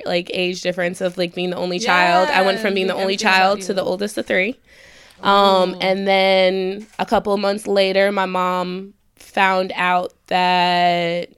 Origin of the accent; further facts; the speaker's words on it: New Jersey, United States; also born or lived in Brooklyn, New York; I was born in Brooklyn. I'm from Jersey